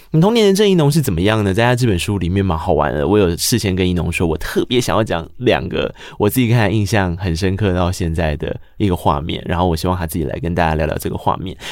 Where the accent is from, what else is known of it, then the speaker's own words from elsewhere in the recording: rural Tainan, Taiwan; 我是一个在台南乡下长大的孩子